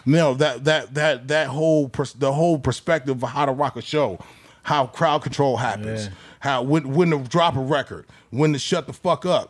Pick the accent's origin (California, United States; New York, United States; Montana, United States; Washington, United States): California, United States; Southern; coming from Southern California